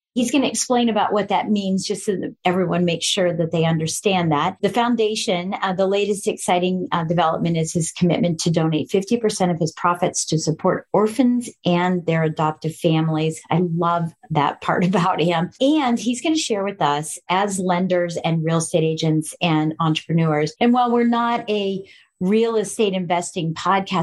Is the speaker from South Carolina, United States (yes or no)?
no; Colorado Springs, Colorado, United States; I was raised in Colorado Springs, Colorado